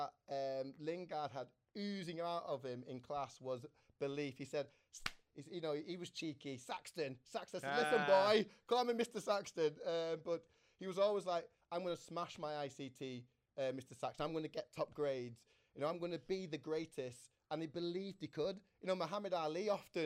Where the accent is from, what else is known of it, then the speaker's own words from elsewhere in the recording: Manchester, North West England, United Kingdom; I'm a Manchester lad, born here